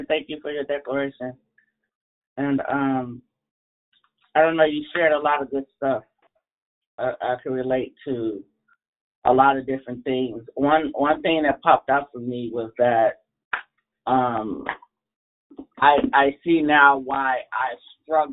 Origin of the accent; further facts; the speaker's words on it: Chicago, Illinois, United States; I'm from Chicago, and a wind chill was like 30 miles an hour on any given day. And we would have to walk to school in 4 to 5 feet of snow